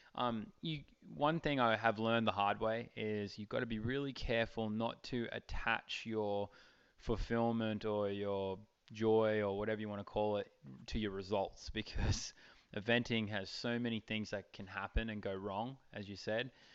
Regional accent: Charleville, Queensland, Australia; moved away; I grew up in Charleville in outback uh, Queensland, Australia

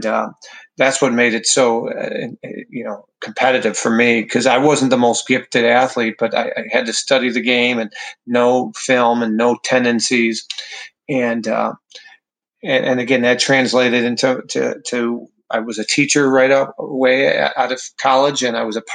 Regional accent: Wheaton, Illinois, United States; I come from Wheaton, Illinois

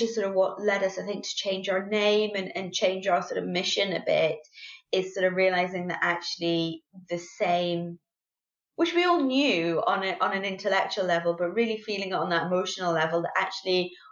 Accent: England, United Kingdom; now in Scotland, United Kingdom; I grew up in England and then live in Scotland

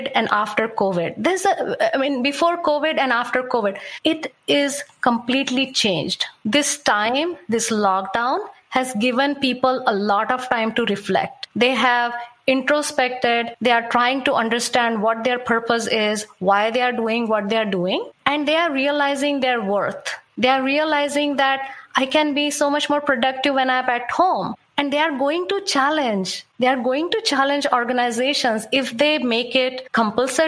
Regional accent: India; moved away; I come from India

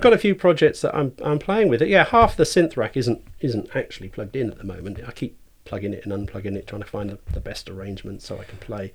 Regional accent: Cambridgeshire, East of England, United Kingdom; now in Shrewsbury, United Kingdom; I was born, um, just sort of south of Ditton Fen in Cambridgeshire

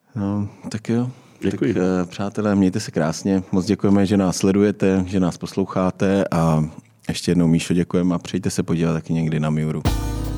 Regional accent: Czechia; my vlastně Češi

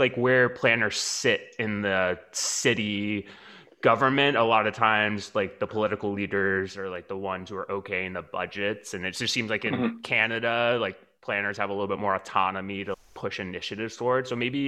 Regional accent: Austin, Texas, United States; I'm from Austin.

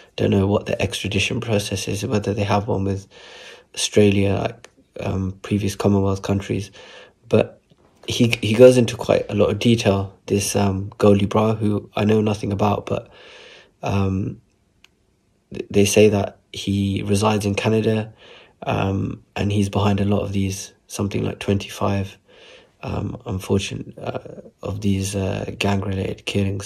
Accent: Southall, London, United Kingdom; growing up in Southall

